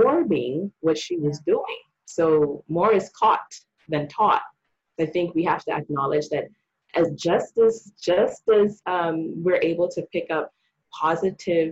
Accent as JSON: {"language": "English", "country": "Bahamas", "tie": "born or raised there", "said": "When I was growing up in the Bahamas, my mom, she was a school teacher."}